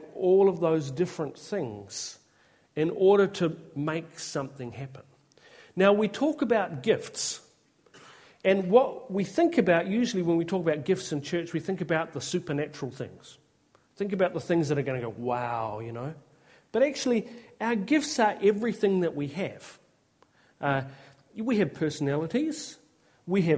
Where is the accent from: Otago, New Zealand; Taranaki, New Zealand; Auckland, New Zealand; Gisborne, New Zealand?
Gisborne, New Zealand; Tolaga Bay; moved away; I was raised in Tolaga Bay